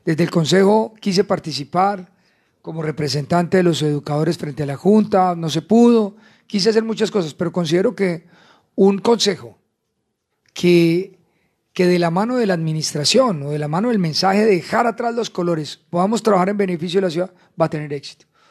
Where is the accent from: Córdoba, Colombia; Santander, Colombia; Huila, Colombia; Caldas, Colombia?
Caldas, Colombia; La Dorada; Yo soy un hijo de La Dorada Caldas, que nació y creció eh, en el seno de una familia trabajadora